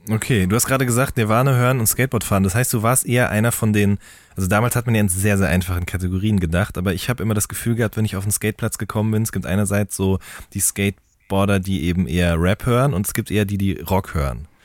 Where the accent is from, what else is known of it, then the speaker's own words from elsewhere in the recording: Hagen, North Rhine-Westphalia, Germany; ich komme ja aus Hagen